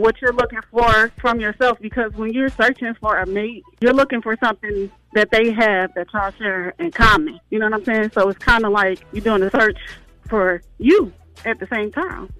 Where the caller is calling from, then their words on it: Atlanta, Georgia, United States; I'm calling from the South Side, Atlanta